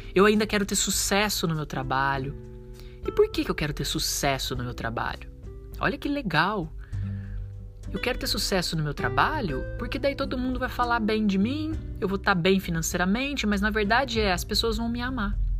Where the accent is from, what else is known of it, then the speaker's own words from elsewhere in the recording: Brazil; a gente, como um bom brasileiro